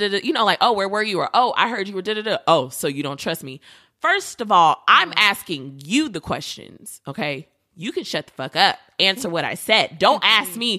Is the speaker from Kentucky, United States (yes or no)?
no; New York, United States; I'm from New York too